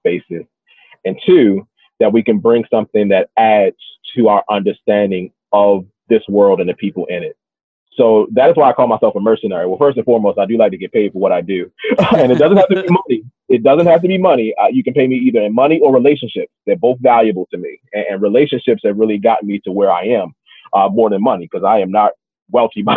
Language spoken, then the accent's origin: English; Baltimore, Maryland, United States; So my story began and continues and likely will end in Baltimore. That is my hometown.